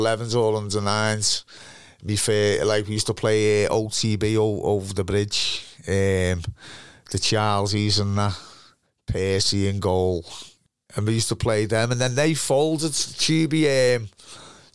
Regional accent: Liverpool, North West England, United Kingdom; where I grew up in Burley

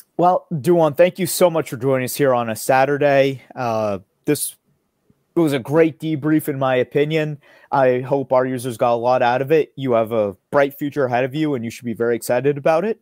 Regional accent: United States; first language English; I'm an American, I'm a native speaker

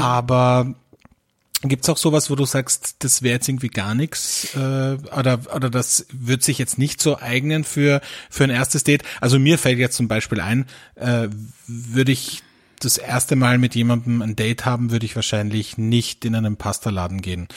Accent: Austria; bei uns in Österreich

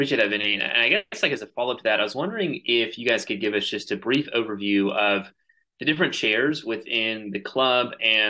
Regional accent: Atlanta, Georgia, United States; moved away; also born or lived in North Carolina; I'm originally from Atlanta, Georgia, and was living in North Carolina before coming back to school at Ross. And after graduation in April, I'll be moving to Dallas, Texas this summer

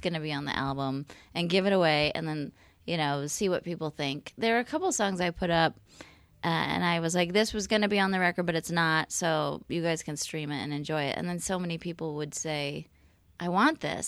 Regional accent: California, United States; now in Portland, United States; I'm from California

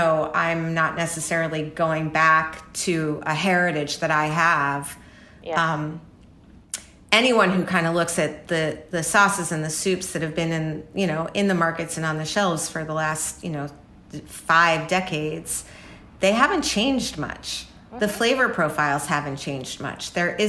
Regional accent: New York, United States; I grew up in New York.

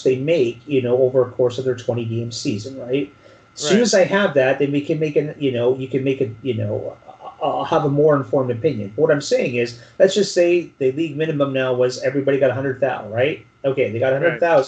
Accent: Canada; as a Canadian

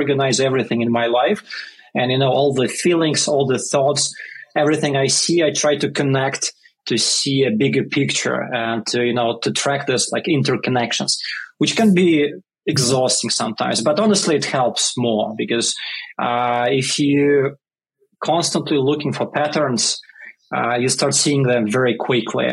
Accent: Russia; English is a second language; moved away as an adult; now in New York, United States; I grew up in a small military town in Russia because my father was in army at that time. And I moved to New York about 10 years ago

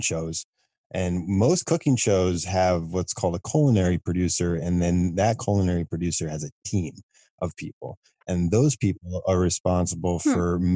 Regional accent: Midwest, United States; I grew up in the Midwest

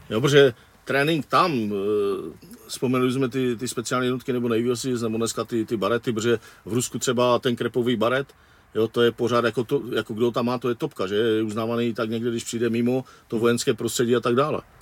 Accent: Wallachia, Zlín Region, Czechia; odkud pocházím já z Valašského regionu

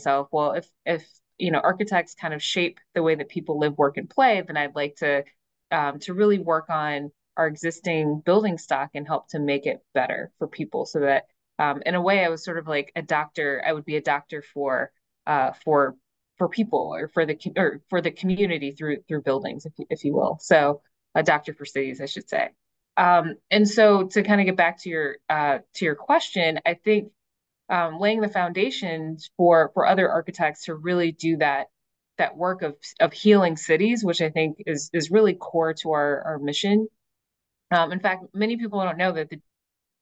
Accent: Detroit, Michigan, United States; my early experience growing up in Detroit.

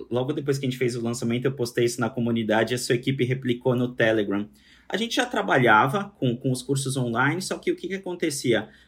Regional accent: Brazil; also born or lived in São Paulo

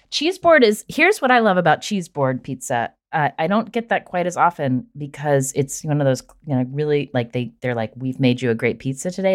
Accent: Charleston, West Virginia, United States; my hometown in Charleston

